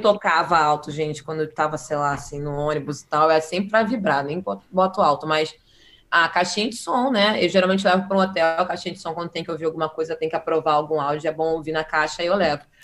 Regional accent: Northeast Region, Brazil; now in Rio de Janeiro, Brazil; eu tive a oportunidade de, de, passar minha infância no Nordeste

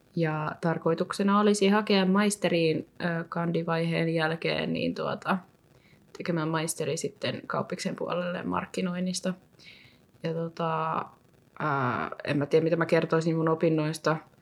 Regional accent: Helsinki, Uusimaa, Finland; moved away as an adult; now in Vaasa, Finland; olen siis Helsingistä kotoisin

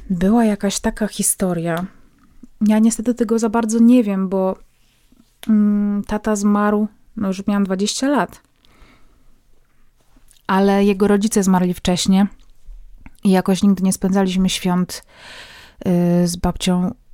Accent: Poland; now in Kraków, Poland; chociaż mieszkamy w Krakowie, to pochodzimy z mężem z wioski oddalonej od Krakowa około 200 kilometrów

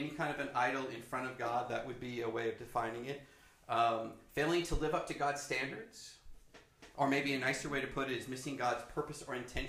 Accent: New York City, New York, United States; I grew up in the New York City culture, which is different.

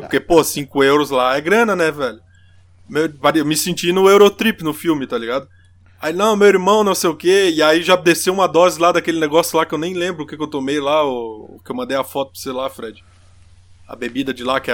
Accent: Brazil; now in Germany; somos do Brasil

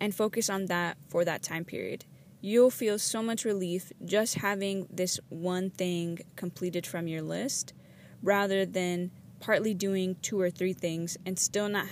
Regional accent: Los Angeles, California, United States; moved away; I'm actually calling in from my hometown

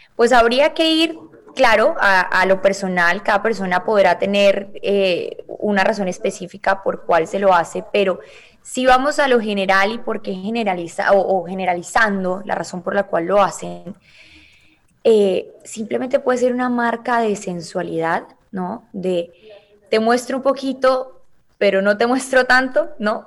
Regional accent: Cali, Valle del Cauca, Colombia; now in Miami, United States; en Cali, de donde yo soy

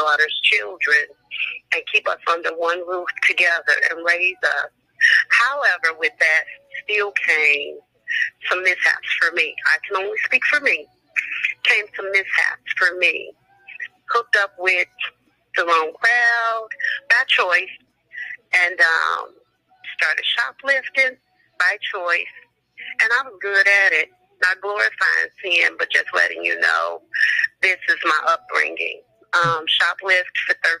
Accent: Chicago, Illinois, United States; born and raised in the Ida B. Wells. Love my stumping ground

